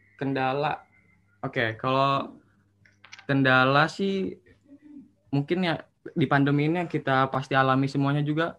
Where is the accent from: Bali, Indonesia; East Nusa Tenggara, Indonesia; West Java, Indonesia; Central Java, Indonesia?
West Java, Indonesia; Bogor; Asal saya dari Bogor. Jawa Kota Bogor Jawa Barat.